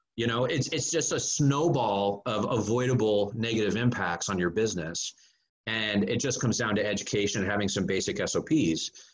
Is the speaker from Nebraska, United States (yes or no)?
no; Northern California, United States; moved away as an adult; I was born and raised in Northern California